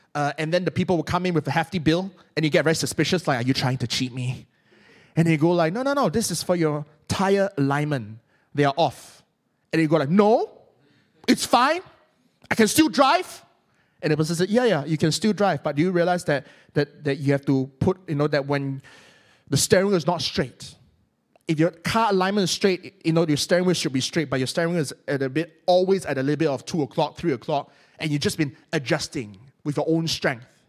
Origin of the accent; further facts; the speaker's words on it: Malaysia; accent: Malaysian English; I'm Malaysian